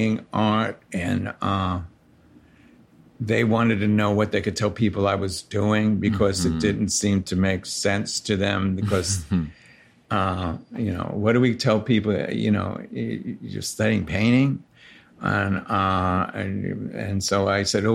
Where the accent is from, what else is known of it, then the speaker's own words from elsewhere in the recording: New York City, New York, United States; I grew up in Sunset Park and then Borough Park